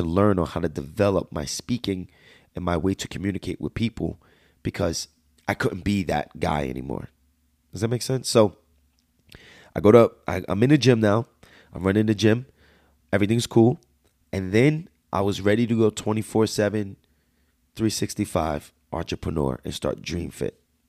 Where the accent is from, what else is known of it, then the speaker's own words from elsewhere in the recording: United States; accent: Jersey/Bronx; My slang is so bad. I talk like I was straight from Jersey/Bronx. And I still got that accent to me right now